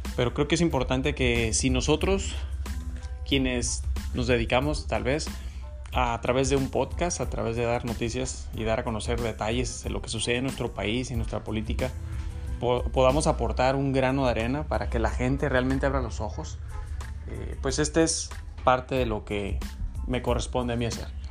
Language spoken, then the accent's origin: Spanish; Mexico; nosotros como mexicanos